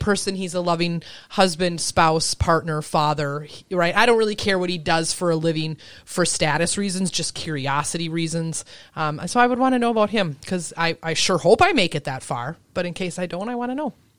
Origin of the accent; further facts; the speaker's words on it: Elbow Lake, Minnesota, United States; also born or lived in Chicago; I grew up in a town of a thousand people